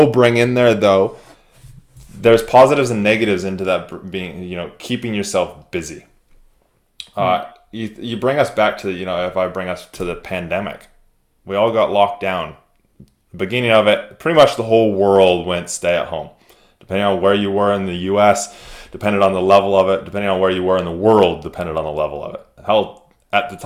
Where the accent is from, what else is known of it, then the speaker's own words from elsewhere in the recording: United States; moved away; I'm American at heart, even though I live here.